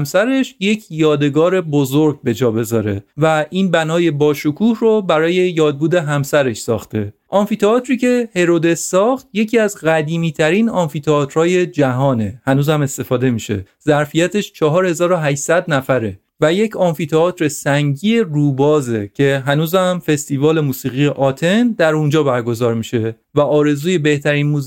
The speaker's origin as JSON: {"language": "Persian", "country": "Iran", "said": "یونانی ها از من پرسیدن که اهل کجا هستی و من گفتم ایرانی هستم"}